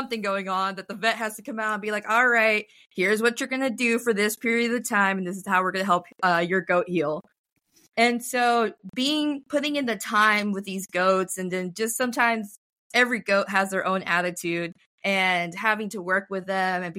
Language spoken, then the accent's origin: English; Rio Grande Valley, Texas, United States; I'm from the Rio Grande Valley